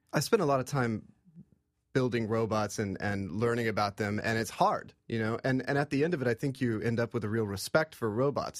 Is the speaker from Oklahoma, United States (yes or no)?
yes; Oklahoma, United States; I grew up in Oklahoma, uh, in, in the Cherokee Nation